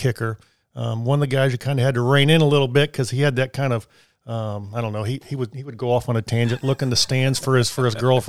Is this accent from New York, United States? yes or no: no; Illinois, United States; you know, I grew up in Illinois, and we had a soccer goal in our set.